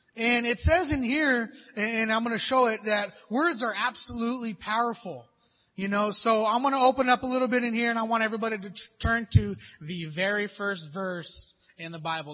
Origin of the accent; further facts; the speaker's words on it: Pomona, California, United States; I grew up in Pomona, you know, a little rough little area out there, Pomona, California